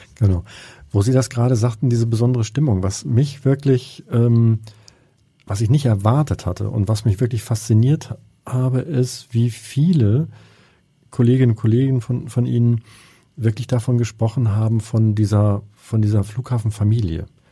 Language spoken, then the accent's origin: German; Hamburg, Germany; als Hamburger